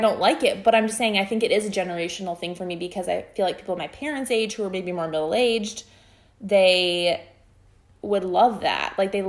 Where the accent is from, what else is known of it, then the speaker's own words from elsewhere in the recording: Iowa, United States; moved away; I'm from Iowa